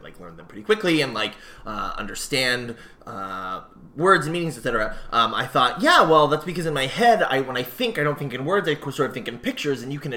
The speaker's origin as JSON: {"language": "English", "region": "Northern Virginia", "country": "United States", "said": "I'm from Northern Virginia."}